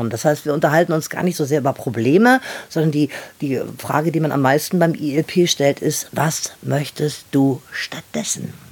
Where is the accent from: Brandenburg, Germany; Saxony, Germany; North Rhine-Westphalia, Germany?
Saxony, Germany; Dresden; ich komme aus Dresden und ich bin echt froh, dass ich endlich hier bin